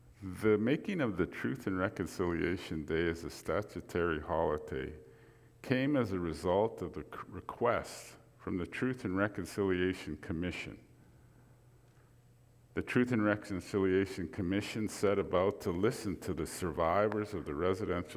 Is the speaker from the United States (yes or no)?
no; Grande Prairie, Alberta, Canada; I'm a Cree from Northern Alberta. I was born in Grand Prairie